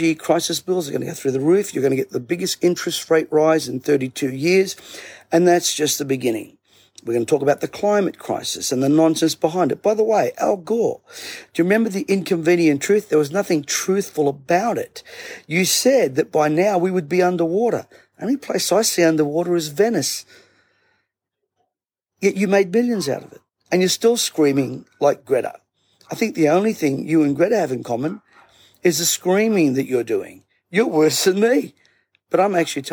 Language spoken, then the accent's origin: English; Bankstown, New South Wales, Australia; I grew up in Bankstown